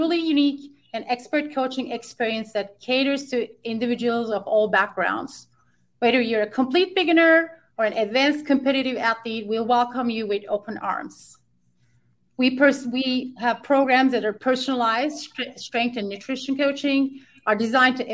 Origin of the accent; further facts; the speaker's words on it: Ankara, Turkey; moved away as an adult; now in United States; I'm original from Ankara, Turkey